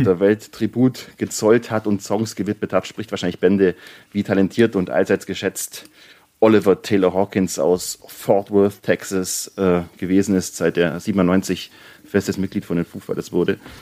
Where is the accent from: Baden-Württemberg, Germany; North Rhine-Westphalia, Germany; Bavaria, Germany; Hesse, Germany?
Bavaria, Germany; ich komme aus Bayern